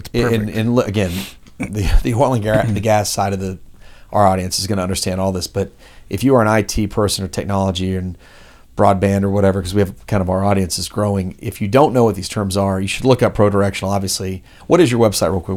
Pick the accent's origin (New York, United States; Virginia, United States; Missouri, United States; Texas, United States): Texas, United States; Dallas; also born or lived in Los Angeles; now in Houston, United States; I'm from Dallas